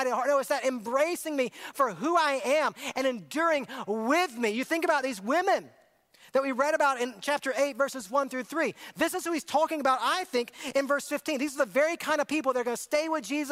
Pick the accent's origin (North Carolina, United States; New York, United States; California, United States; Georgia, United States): Georgia, United States; Augusta; It started in Augusta, Georgia, my hometown